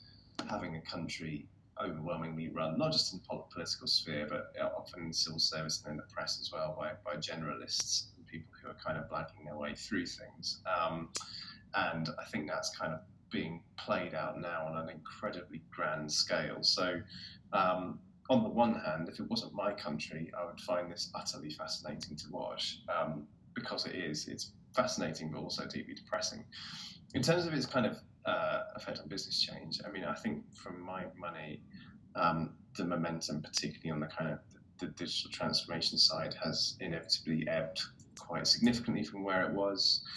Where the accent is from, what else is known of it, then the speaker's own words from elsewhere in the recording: United Kingdom; as British people